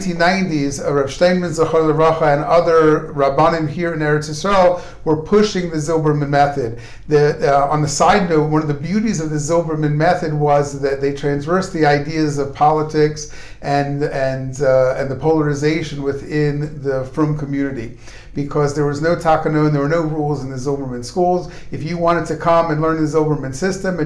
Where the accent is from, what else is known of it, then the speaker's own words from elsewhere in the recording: Baltimore, Maryland, United States; accent: American; moved away as an adult; now in Ramat Beit Shemesh, Israel; my nice American accent originated in Baltimore